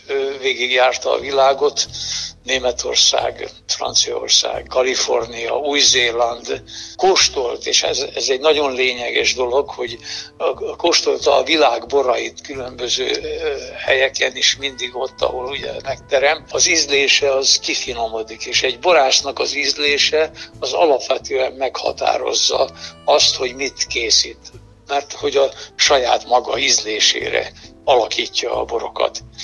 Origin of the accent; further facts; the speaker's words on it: Villány, Baranya, Hungary; also born or lived in Budapest; ez a szülőföldem